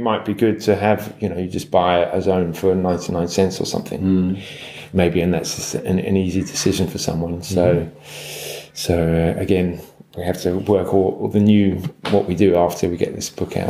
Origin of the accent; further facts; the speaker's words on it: London, United Kingdom; I'm from London, so you know, I didn't grow up by the sea